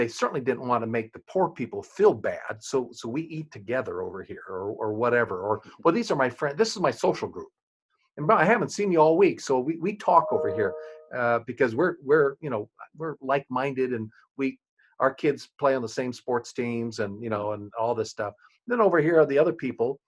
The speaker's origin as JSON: {"language": "English", "region": "rural Nebraska", "country": "United States", "tie": "born or raised there", "moved": "yes", "lives_now": "Winchester, Virginia, United States", "said": "I grew up in rural Nebraska. I'm a white boy from rural Nebraska"}